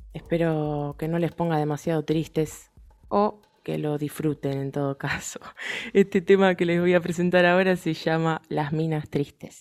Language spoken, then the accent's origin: Spanish; Pilar, Buenos Aires Province, Argentina; moved away as an adult; now in Buenos Aires, Argentina; soy de Pilar, tuve la suerte de, de criarme rodeada de un montón de músicos